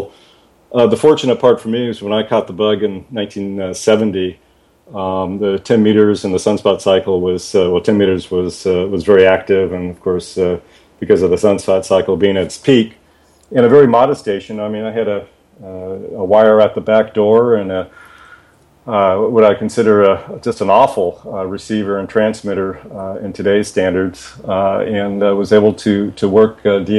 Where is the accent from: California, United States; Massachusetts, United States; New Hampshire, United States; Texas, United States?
California, United States; Palos Verdes; I'm from Southern California, born and raised in Palos Verdes